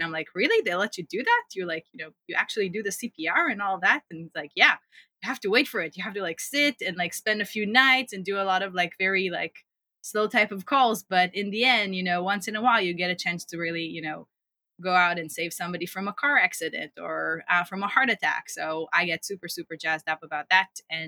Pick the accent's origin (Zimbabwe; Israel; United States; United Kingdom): Israel; I grew up in Israel, as you said, in a small town and spent most of my childhood running around potato fields